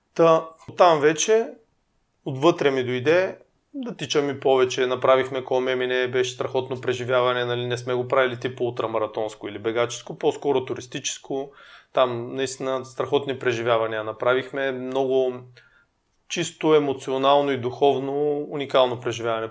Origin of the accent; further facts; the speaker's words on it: Burgas, Burgas Province, Bulgaria; now in Sofia, Bulgaria; ние сме от Бургас